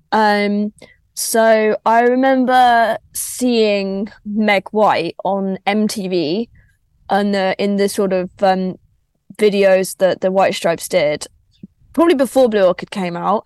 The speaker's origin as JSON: {"language": "English", "town": "Crawley", "region": "South East England", "country": "United Kingdom", "tie": "born or raised there", "said": "I grew up in Crawley."}